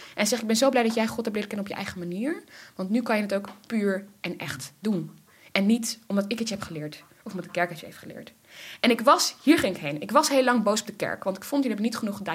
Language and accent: Dutch; Netherlands; Ik ben in Nederland geboren